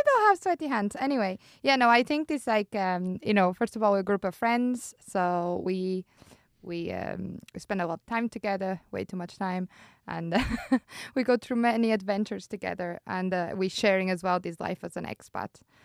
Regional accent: Porto, Norte, Portugal; moved away as an adult; also born or lived in Ireland; now in Switzerland; I'm from Porto and it's a beautiful city

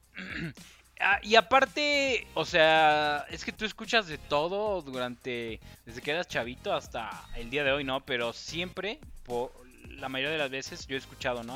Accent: Mexico; yo soy mexicano

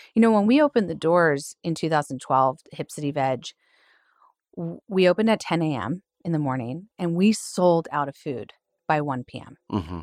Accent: Philadelphia, Pennsylvania, United States; also born or lived in California; Philly girl, born and raised

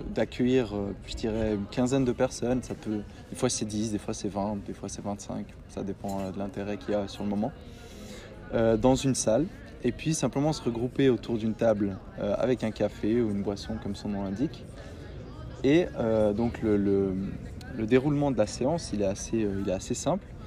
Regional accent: Fribourg, Switzerland; je suis né à Fribourg, j'ai grandi ici.

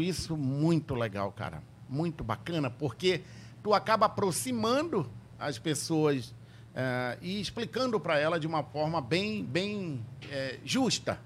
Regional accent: Tefé, Amazonas, Brazil; Quando eu era criança, lá em Tefé

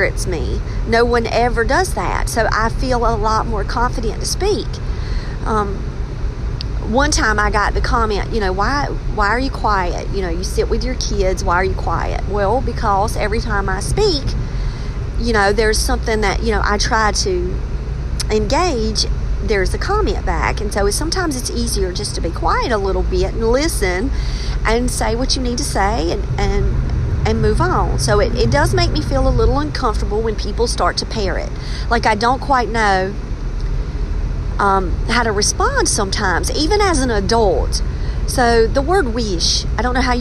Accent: Robeson County, North Carolina, United States; also born or lived in Wake County, North Carolina; did I work outside of Robeson County? Yes. And I work in Wake County around a bunch of Northerners

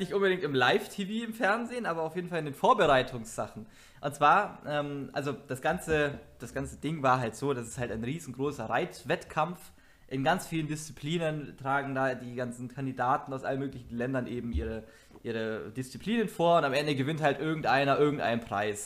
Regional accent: Bavaria, Germany; moved away; also born or lived in central/western Germany; unten bei uns in Bayern

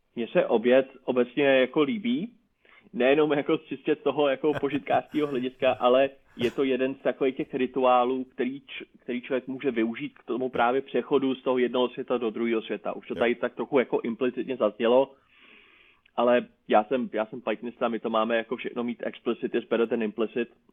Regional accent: Prague, Czechia; jsem z Prahy

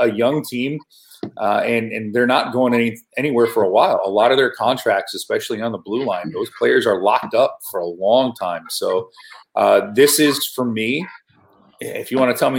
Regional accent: Buffalo, New York, United States; I grew up in Buffalo, New York, so I grew up with the Canadian media

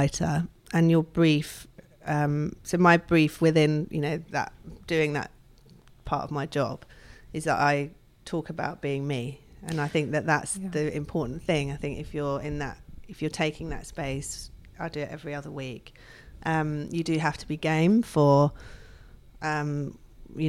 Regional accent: London, United Kingdom; I grew up in London

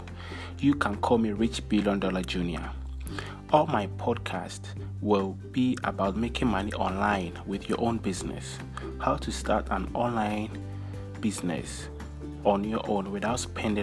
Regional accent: Ghana; I come from Ghana, West Africa

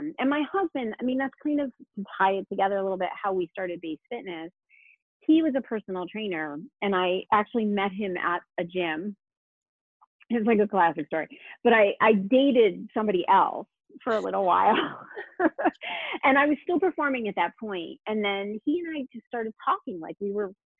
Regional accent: New Haven, Connecticut, United States; I grew up in New Haven, and so the Connecticut Ballet was there.

